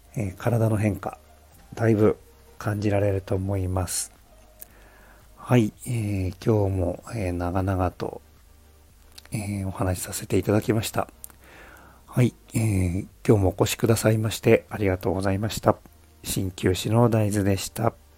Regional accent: Tokyo, Japan; now in Saitama, Japan; 僕はまあ東京育ち

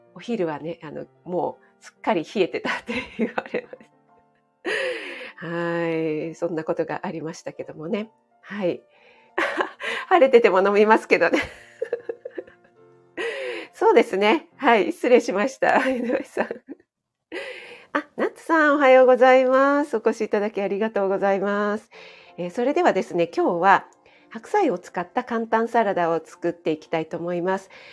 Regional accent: Kanto, Japan; 雪に弱い関東人

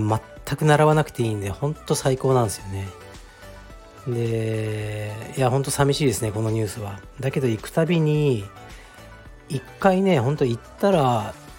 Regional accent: Fukuoka, Japan; moved away; 僕の実家福岡の東区の菓子にある

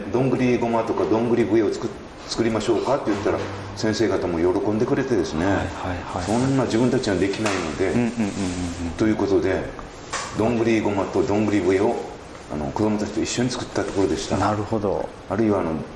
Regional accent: Saikai, Nagasaki, Japan; also born or lived in Tsushima / Ōmura / Nagayo; 自分の生まれ故郷の大島にでも勤めました

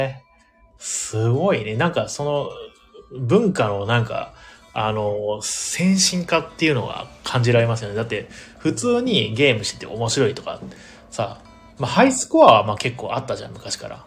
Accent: Ehime, Japan; now in Tokyo, Japan; 僕の実家も愛媛なんで

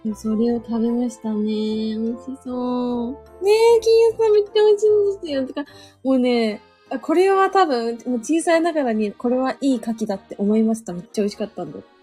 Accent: Suzu, Ishikawa, Japan; 私はタコ島町で生まれましたけども。

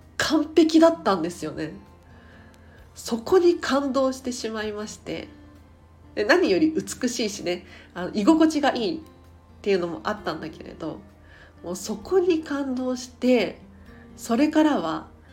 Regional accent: Tokyo, Japan; 東京生まれ東京育ちで

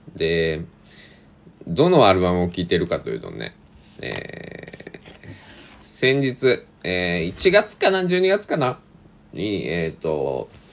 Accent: Kochi, Japan; 僕は地元高知での全部話なんですけどね

